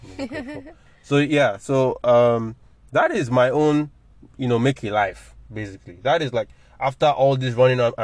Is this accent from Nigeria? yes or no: yes; Nigeria; We grew up in Nigeria